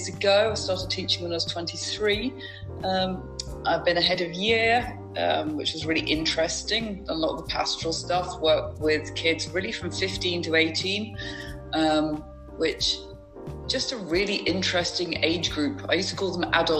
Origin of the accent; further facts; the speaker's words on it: Berkshire, South East England, United Kingdom; now in Lincolnshire, United Kingdom; I grew up in Berkshire in the UK